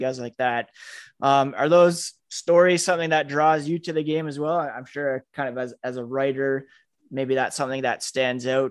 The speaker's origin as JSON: {"language": "English", "town": "Trenton", "region": "Ontario", "country": "Canada", "tie": "born or raised there", "said": "growing up in, in Trenton, Ontario"}